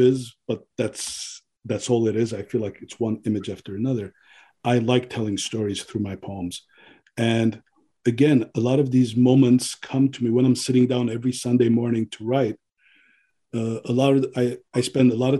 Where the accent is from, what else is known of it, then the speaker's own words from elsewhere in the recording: Pasadena, California, United States; also born or lived in Beirut, Lebanon; I grew up in Pasadena after I came to America.